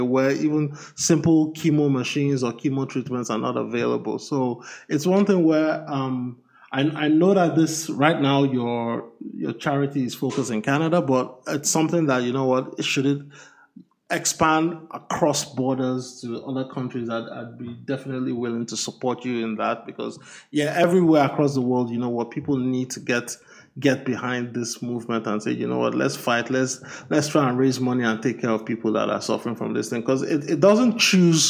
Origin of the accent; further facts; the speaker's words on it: Nigeria; moved away; I'm from Nigeria